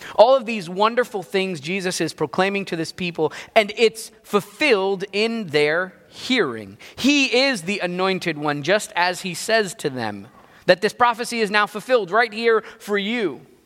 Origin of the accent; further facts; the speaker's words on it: New Jersey, United States; I grew up in Jersey